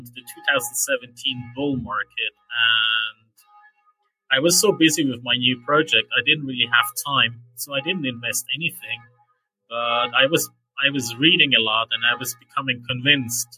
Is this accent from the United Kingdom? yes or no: no; Switzerland; So I'm from Switzerland. I'm actually sitting outside a church here in Switzerland somewhere